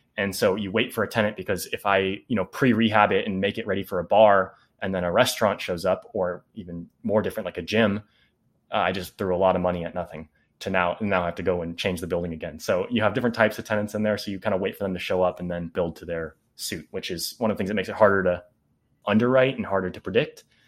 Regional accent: Bay Area, California, United States; we're from the Bay Area

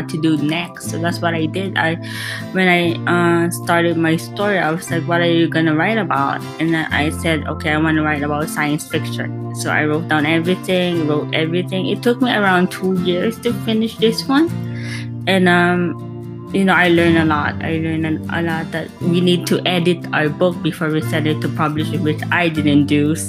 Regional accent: Philippines; now in Las Vegas, United States; I'm from the Philippines

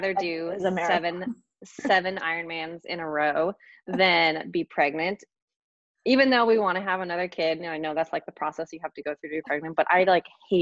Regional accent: Hood River, Oregon, United States; I grew up in Hood River.

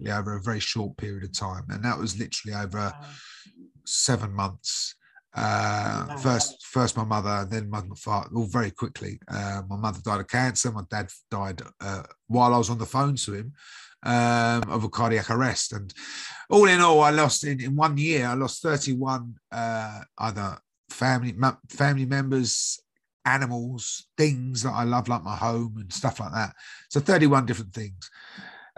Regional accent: United Kingdom; I'm from the UK, as you can probably guess by my accent.

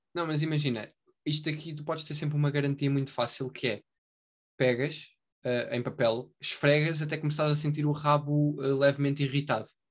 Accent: Portugal; nós somos portugueses

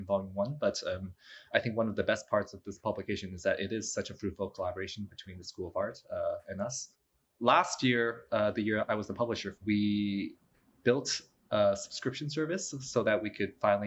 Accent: Canada; moved away as an adult; also born or lived in New York; I'm originally from Canada. I did my bachelor's of architectural studies there at the University of Waterloo

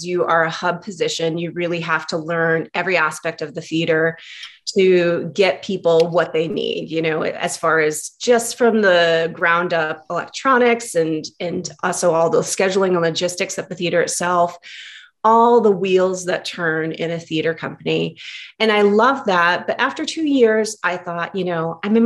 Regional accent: Connecticut, United States; moved away as an adult; also born or lived in New York City; Growing up in Connecticut, it's 2 hours away. But when you grow up in a small town, it felt miles, miles, miles away.

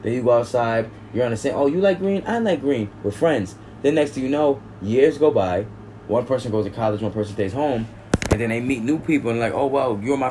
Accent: Binghamton, New York, United States; I grew up in Binghamton, New York.

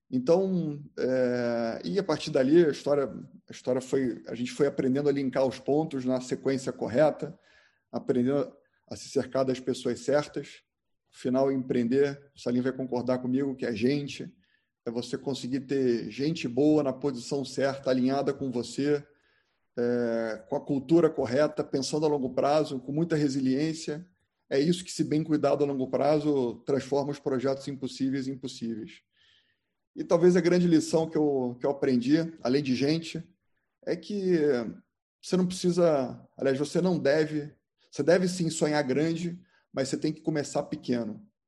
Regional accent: Rio de Janeiro, Brazil; moved away as an adult; also born or lived in Porto Alegre; eu decidi que eu não queria mais morar no Rio de Janeiro, eu sou carioca, e fugi. Fui morar em Porto Alegre

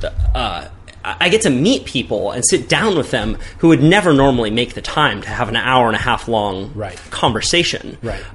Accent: Santa Cruz, California, United States; growing up in Santa Cruz

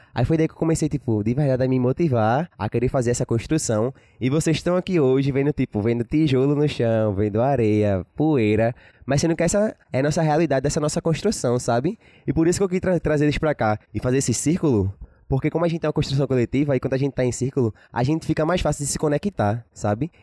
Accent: Paulista, Pernambuco, Brazil; eu sou da Vila de Jacaré

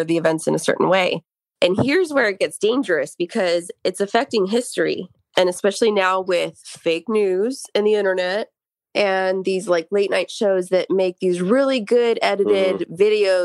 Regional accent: La Verne, California, United States; my hometown of Laverne because it was a sleepy little city

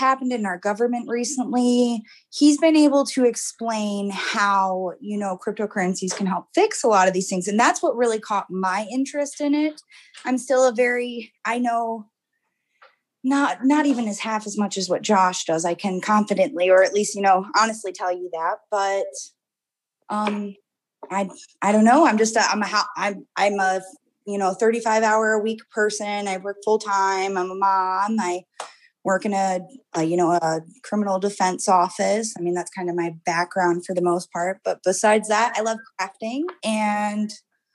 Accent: North Carolina, United States; moved away; I grew up in North Carolina

